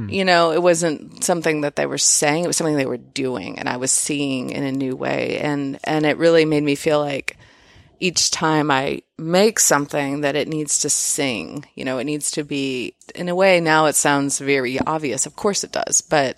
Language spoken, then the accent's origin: English; Houston, Texas, United States; also born or lived in Austin; I was born in Austin. Obviously mentioned growing up in Houston, but I was born here.